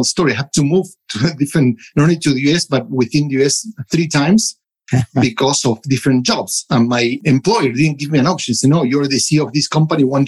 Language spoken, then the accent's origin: English; United States; now in Europe; I'm a American living in Europe working for a South African company